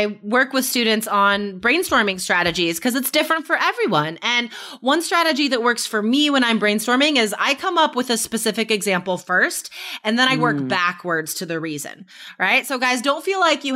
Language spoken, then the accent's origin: English; United States; my experience as an American